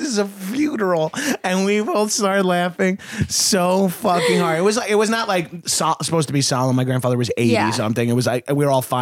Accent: New York, United States; now in Los Angeles, United States; I'm from New York

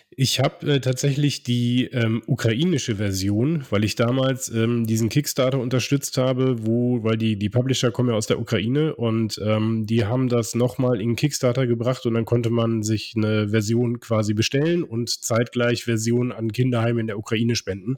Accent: Cologne, North Rhine-Westphalia, Germany; moved away; in meine Heimat, ins äh, die schönste Stadt Deutschlands, äh, ins wunderschöne Köln.

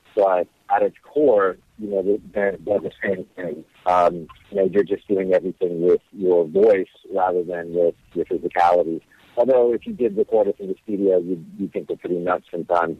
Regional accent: Hawaii, United States; moved away; also born or lived in Las Vegas; I was born and raised in Hawaii

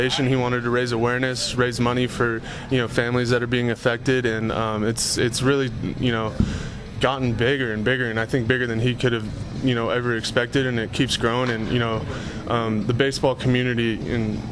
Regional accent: San Mateo, California, United States; moved away as an adult; now in Las Vegas, United States; Growing up in San Mateo, I was kind of, you know, right smack in the middle of it

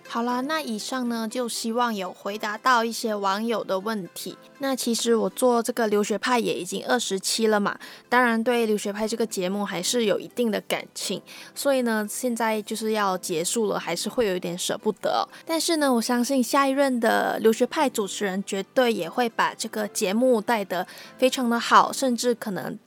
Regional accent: Malaysia; moved away as an adult; now in Taiwan; 我在我的家乡，就是马来西亚的时候，无论是在上课或者是在家里，都算是群体生活吧

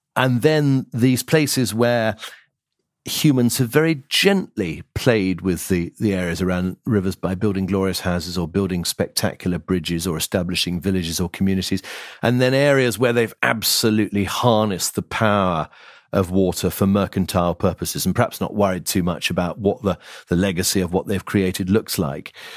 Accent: Lizard Peninsula, Cornwall, South West England, United Kingdom; I grew up on the Lizard Peninsula

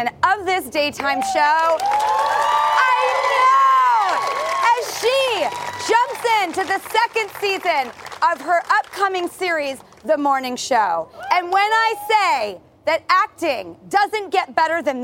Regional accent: Los Angeles, California, United States; We are here in my hometown of Hollywood at the iconic Paramount Studios

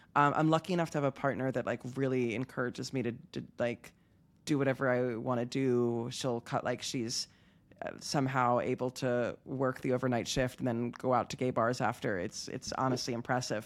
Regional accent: Havertown, Pennsylvania, United States; moved away as an adult; now in Tel Aviv, Israel; I'm from Pennsylvania

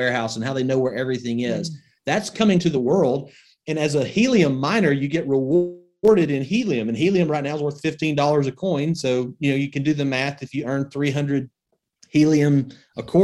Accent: Northwest Alabama, United States; I grew up in Northwest Alabama.

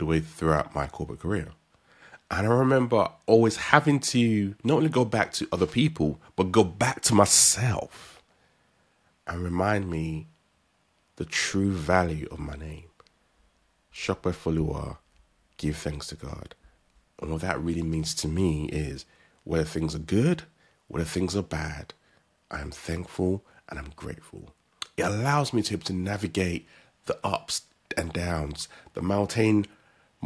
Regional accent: Nigeria; As a Nigerian

